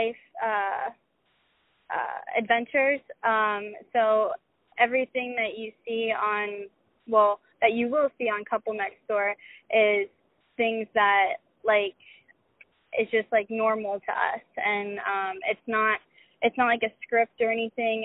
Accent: Tampa, Florida, United States; also born or lived in Dallas, Texas; I was born in Dallas, Texas, and I stayed there until I was about 5, and then my dad got a job offer to be in Tampa, to be located in Tampa. So I grew up, I say I grew up in Florida

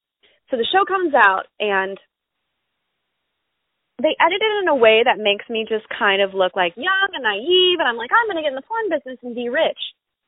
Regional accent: Texas, United States; bad at being a Texan, actually. Yeah, I know I'm really bad at it.

